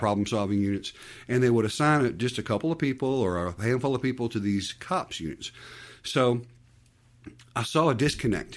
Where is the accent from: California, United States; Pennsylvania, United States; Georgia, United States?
Georgia, United States; Conyers; also born or lived in Decatur, Georgia; I was born in Decatur